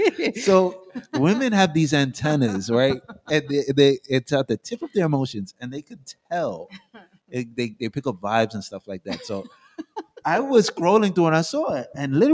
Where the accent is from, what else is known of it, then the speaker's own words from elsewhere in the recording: Jamaica; now in United States; I'm a Jamaican. So I'm American and I'm Jamaican.